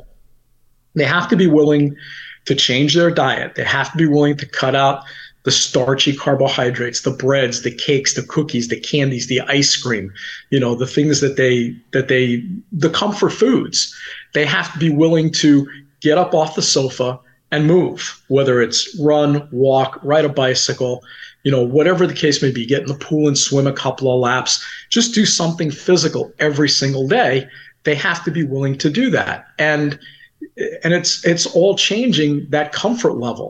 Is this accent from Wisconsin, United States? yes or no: no; New Jersey, United States; moved away as an adult; also born or lived in Iowa; I'm a kid from New Jersey